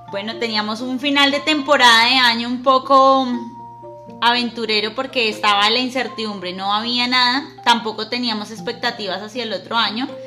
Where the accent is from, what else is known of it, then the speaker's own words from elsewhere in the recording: Táchira, Venezuela; soy del Táchira, Venezuela.